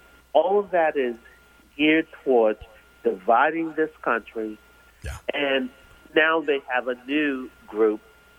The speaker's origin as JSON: {"language": "English", "town": "New York City", "region": "New York", "country": "United States", "said": "I'm a New Yorker and I'm from Queens. I'm from Queens. I'm from Trump Town, baby."}